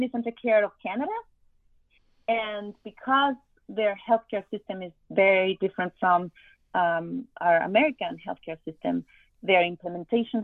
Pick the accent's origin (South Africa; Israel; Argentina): Argentina; moved away as an adult; now in Miami, United States; I am from Argentina